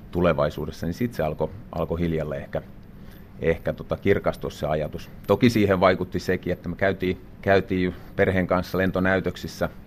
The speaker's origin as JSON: {"language": "Finnish", "town": "Vääksy", "region": "Päijänne Tavastia", "country": "Finland", "tie": "born or raised there", "said": "No omassa elämässä se lähti siitä oikeastaan, että asuttiin vielä, vielä tota perheenä lapsena, asuttiin Vääksyssä"}